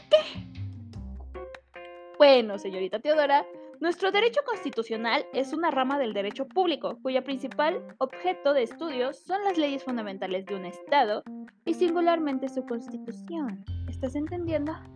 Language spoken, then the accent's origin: Spanish; Mexico; nosotros como mexicanos